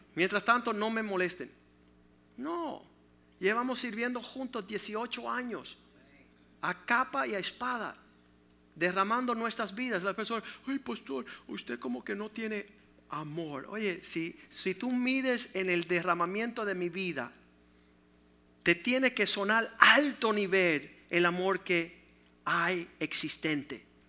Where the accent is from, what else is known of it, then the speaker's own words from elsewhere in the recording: Cuba; No soy un cubano que tiro perretas y pantaletas